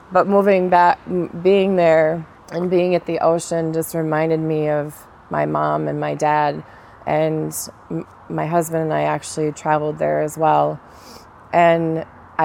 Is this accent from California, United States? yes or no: yes; California, United States; also born or lived in Minnesota; now in Florida, United States; I'm originally from California